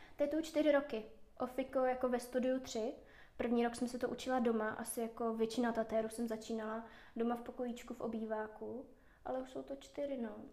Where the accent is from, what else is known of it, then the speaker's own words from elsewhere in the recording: Moravia, Czechia; moved away as an adult; now in Prague, Czech Republic; v Praze žiju 4 roky, původně jsem z Moravy